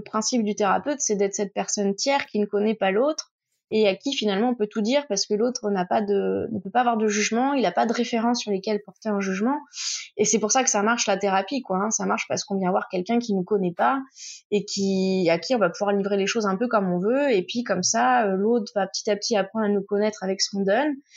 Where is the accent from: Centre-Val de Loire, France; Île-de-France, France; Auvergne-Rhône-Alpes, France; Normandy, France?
Centre-Val de Loire, France; Tours; moved away as an adult; now in Marseille, France; je suis originaire de Touraine. là, je suis à Marseille pour, pour l'émission. Euh, je fais juste mes études ici, mais à la base, je viens de Tours